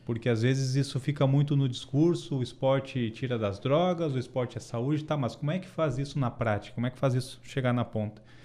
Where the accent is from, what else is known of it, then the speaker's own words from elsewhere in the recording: Santa Maria, Rio Grande do Sul, Brazil; sou santamariense, tenho orgulho disso, tenho orgulho das minhas raízes, sou campestreiro, que é quem mora no bairro campestre